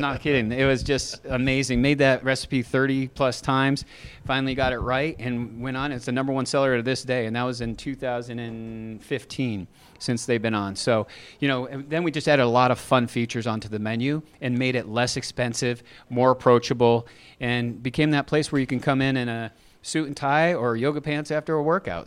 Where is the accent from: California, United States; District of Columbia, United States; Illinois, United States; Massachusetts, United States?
Massachusetts, United States; now in Texas, United States; We're from Massachusetts